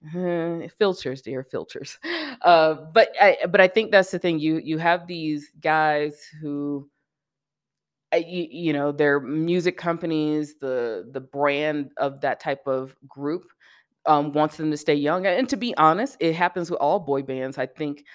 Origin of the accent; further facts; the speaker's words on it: Birmingham, Alabama, United States; moved away as an adult; also born or lived in Atlanta / San Diego; now in Colorado, United States; I grew up in Birmingham, I went to school in Atlanta